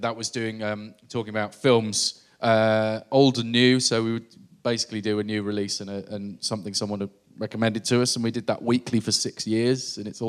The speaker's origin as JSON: {"language": "English", "town": "York", "region": "Yorkshire and the Humber", "country": "United Kingdom", "said": "I'm from York."}